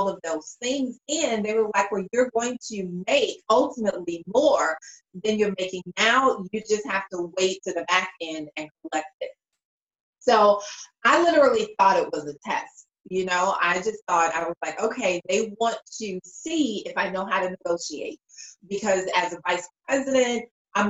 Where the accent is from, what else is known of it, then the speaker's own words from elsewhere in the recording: Chicago, Illinois, United States; I'm originally from the South Side of Chicago